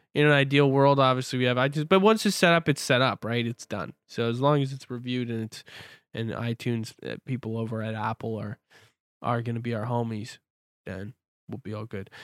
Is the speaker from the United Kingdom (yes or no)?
no; Canada; I'm from Canada. I live on the West Coast.